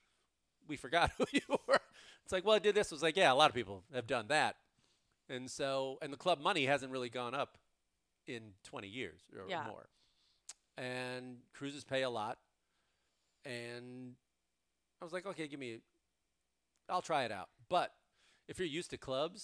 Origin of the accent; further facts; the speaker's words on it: University Park, Illinois, United States; now in California, United States; I grew up in Chicago, and now that I've lived in California for over 20 years